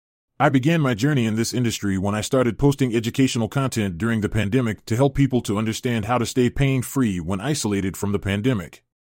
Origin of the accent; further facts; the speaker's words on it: Idaho, United States; I am the founder of Rise Train. I was born in Idaho, USA, and have lived in Idaho my entire life.